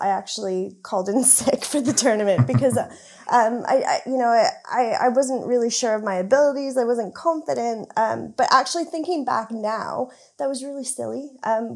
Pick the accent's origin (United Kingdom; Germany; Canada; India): Canada; moved away; So I grew up in Canada. You can probably tell I've got a bit of a strange accent